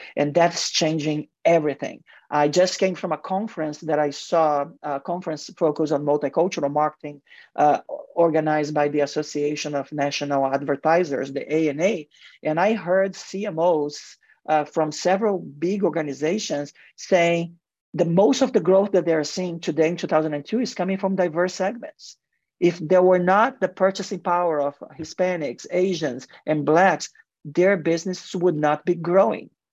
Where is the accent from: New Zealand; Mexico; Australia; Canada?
Mexico; English is a second language; also born or lived in Brazil; now in United States; in Mexico and football. actually my home country, we, we love football